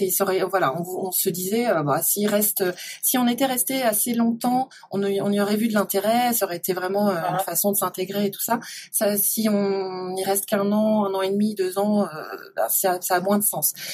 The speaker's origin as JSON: {"language": "French", "area": "Côtes-d'Armor, Côte de Granit Rose", "region": "Brittany", "country": "France", "tie": "born or raised there", "also_born_or_lived": "Paris / Montreuil / Mauritius", "moved": "as an adult", "lives_now": "Bali, Indonesia", "said": "j'ai grandi en Bretagne"}